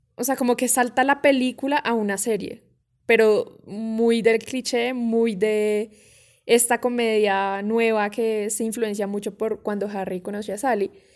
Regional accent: Colombia; nosotros acá en Colombia

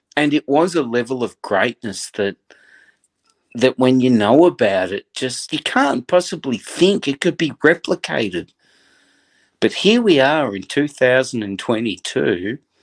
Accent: Australia; As an Australian that grew up

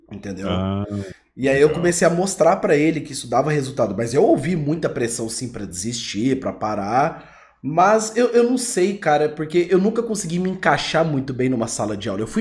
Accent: Goiânia, Goiás, Brazil; sou de Goiânia

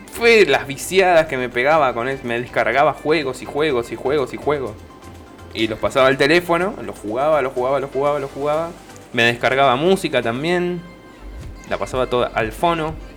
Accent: Alejandro Korn, Buenos Aires, Argentina; todos los que somos de Alejandro Corp

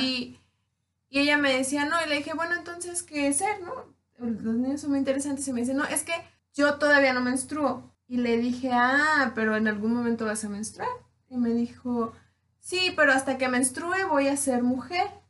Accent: Tierra Caliente, Mexico; yo soy de Tierra Caliente

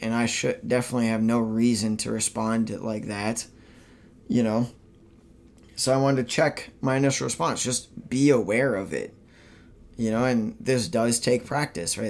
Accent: Minnesota, United States; moved away as an adult; my home state of Minnesota

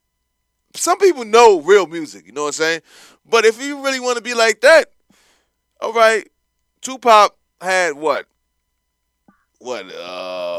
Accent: New York City, New York, United States; I'm from Brooklyn.

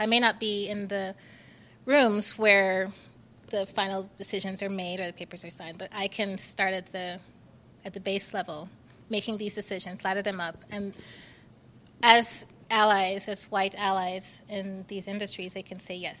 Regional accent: Jamaica; now in Utah, United States; in my time here in Utah, but I'm from Jamaica.

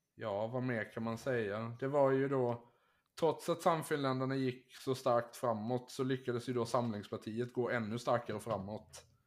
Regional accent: Finland; som finlandssvensk

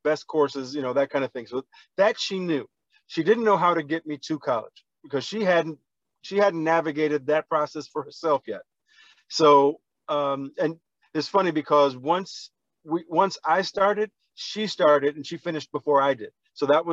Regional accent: New York City, New York, United States; also born or lived in Yonkers, New York / Syracuse, New York; I grew up in the Bronx and I spent time in Yonkers, New York

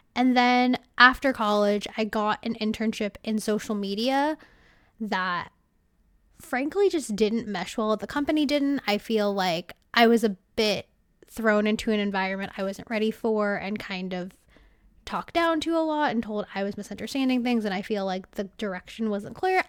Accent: California, United States; I'm from California

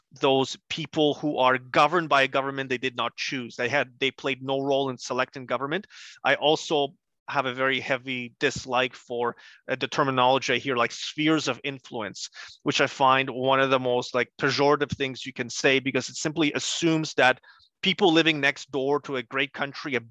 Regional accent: Montreal, Quebec, Canada; English is a second language; also born or lived in Gdańsk, Poland; now in Calgary, Canada; I grew up in Montreal, and so I'm also one of those Bill 101 kids. I grew up having to go through the K-12 system, or K-11 in the case of Quebec, in French. And I only picked up English afterwards.

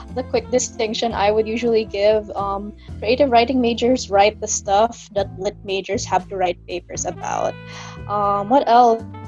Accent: Kidapawan, Soccsksargen, Philippines; I'm from Kidapawan City, that's in North Cotabato

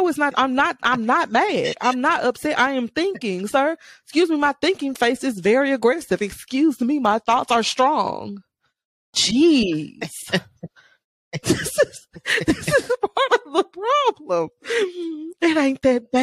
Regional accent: Memphis, Tennessee, United States; also born or lived in Mississippi; I was raised here in Memphis, Tennessee, 901

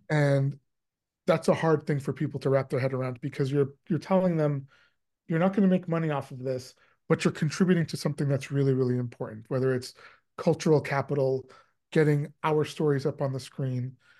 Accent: Canada; I am Canadian and I spend a lot of time in Canada

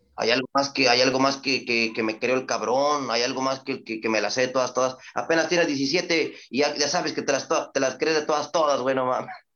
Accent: Reynosa, Tamaulipas, Mexico; also born or lived in Ciudad Victoria, Tamaulipas; Yo soy de Ciudad Victoria, yo nací en Ciudad Victoria, me trajeron muy niño a Reynosa y Reynosa es mi vida

